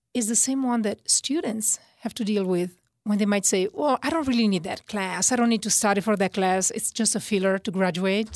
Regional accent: Italy; accent: Italian; moved away; my Italian accent.

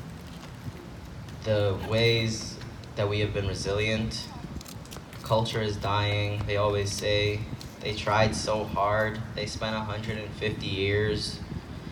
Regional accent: Canada; I grew up here

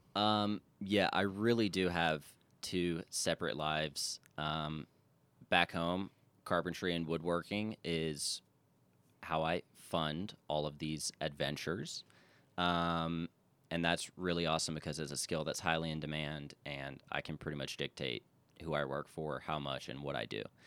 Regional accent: Charleston, South Carolina, United States; I am from Charleston, South Carolina, which is easily my favorite place in the world, and I've been a few places, but from Charleston, born and raised

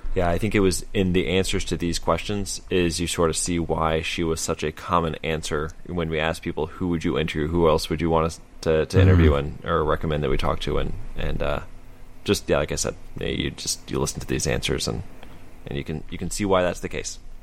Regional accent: United States; as an American

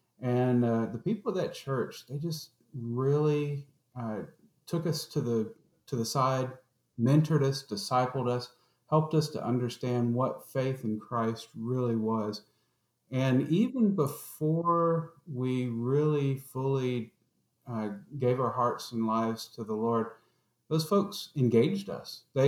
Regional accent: Atlanta, Georgia, United States; And we grew up in Southwest Atlanta, in Georgia.

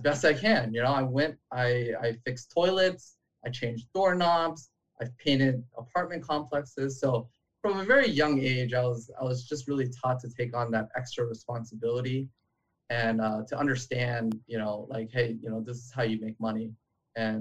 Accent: Long Beach, California, United States; I grew up in Long Beach, the same neighborhood that … grew up

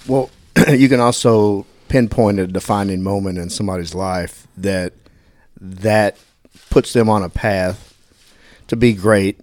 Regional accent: Dallas, Texas, United States; I grew up on the west, uh, West Oak Cliff

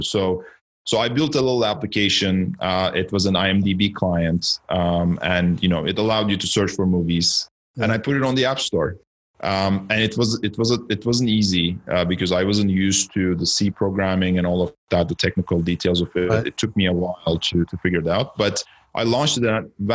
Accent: Istanbul, Turkey; moved away as an adult; now in Canada; I'm originally from Turkey. I was born in Istanbul and I came to Canada just under 20 years ago to study

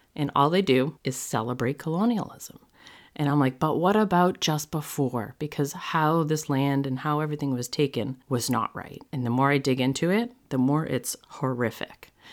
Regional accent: New England, United States; I grew up in New England. I live in Massachusetts.

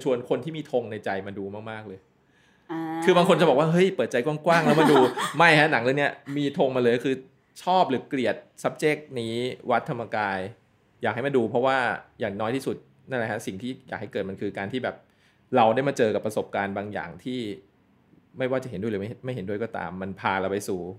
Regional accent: Thailand; ในเมืองไทยมันจะลึกกว่าอยู่แล้วเพราะเราโตมาแล้ว

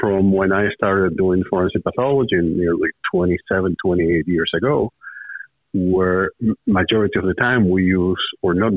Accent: Santo Domingo, Distrito Nacional, Dominican Republic; moved away as an adult; now in United States; I was born and raised in Santo Domingo, capital city of the Dominican Republic.

